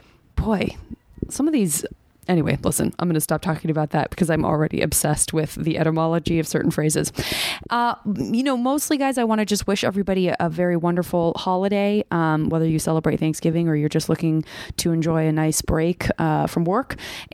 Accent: Arizona, United States; I don't know if it's because I'm from Arizona

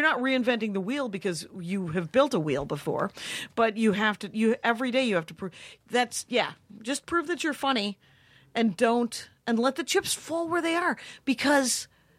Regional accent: Wisconsin, United States; we're from Wisconsin.

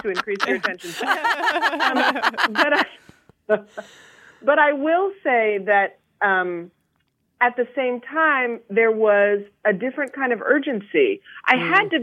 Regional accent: Berkeley, California, United States; I'm from Berkeley, so I use partner

